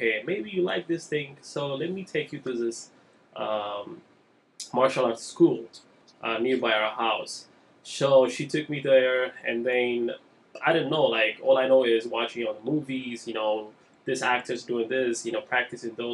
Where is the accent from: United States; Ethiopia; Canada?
Ethiopia; moved away; I'm from Ethiopia originally.